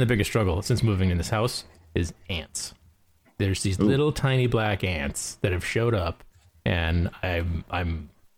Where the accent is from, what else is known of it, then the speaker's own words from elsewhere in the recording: Wisconsin, United States; moved away as an adult; now in Indiana, United States; I'll probably always be a Badger at heart